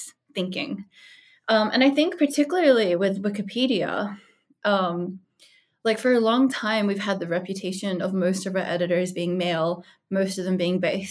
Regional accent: Australia; also born or lived in United States; I'm Australian.

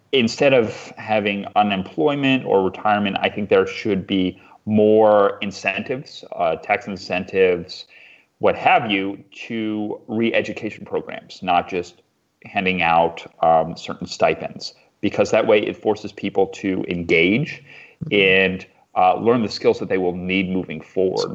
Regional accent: Eastern Shore of Maryland, United States; also born or lived in Washington, D.C.; I grew up in a very remote part of the Eastern Shore of Maryland

